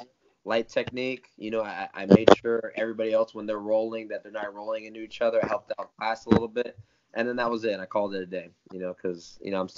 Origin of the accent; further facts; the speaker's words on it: Tampa, Florida, United States; also born or lived in Parrish, Florida; I live in Tampa, Florida. Originally, I grew up in Parrish, Florida, which is a little further from here. But most of my life was here